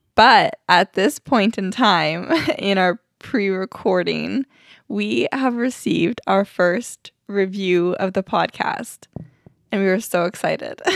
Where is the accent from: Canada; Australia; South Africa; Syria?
Canada; Alberta; moved away; we're from Alberta